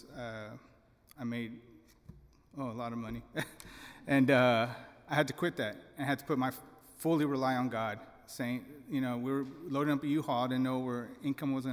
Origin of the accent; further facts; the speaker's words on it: Deep South Texas, United States; I was born in Deep South Texas